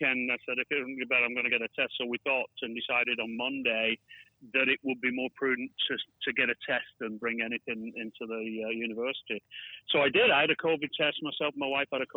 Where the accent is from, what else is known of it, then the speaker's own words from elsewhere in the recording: Bolton, North West England, United Kingdom; she's moved from Bolton, where we originate from, which is more like what my accent sounds like.